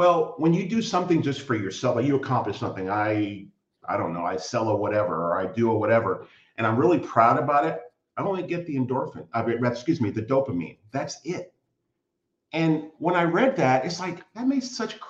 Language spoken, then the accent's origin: English; United States; moved away as an adult; now in Canada; I'm an American living in Canada. I've lived here for 21 years now